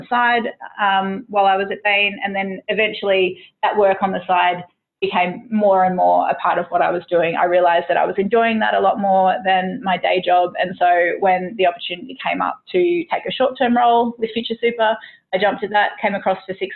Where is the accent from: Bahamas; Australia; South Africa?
Australia; Tweed Heads, New South Wales; I grew up in Tweedheads, which is sort of, you know, coastal, just south of the Queensland border.